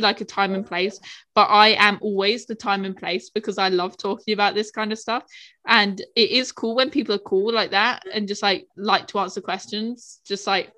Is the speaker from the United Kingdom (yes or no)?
yes; United Kingdom; I'm British